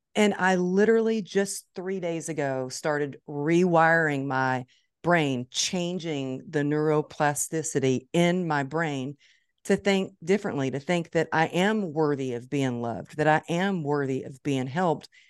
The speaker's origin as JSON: {"language": "English", "town": "Dallas", "region": "Texas", "country": "United States", "tie": "born or raised there", "said": "It's my hometown"}